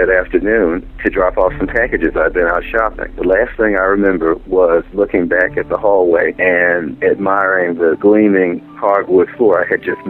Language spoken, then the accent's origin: English; Missouri, United States; Yeah, I am from Missouri. Show me.